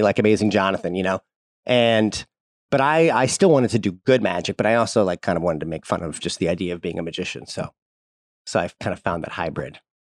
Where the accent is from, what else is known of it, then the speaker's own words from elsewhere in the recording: St. Louis, Missouri, United States; I grew up in Saint Louis, Missouri